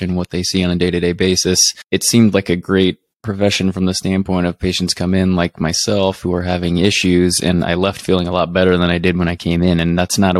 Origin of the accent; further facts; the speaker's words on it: Lincoln, Nebraska, United States; I'm born and raised in Lincoln, and then I lived there most of my life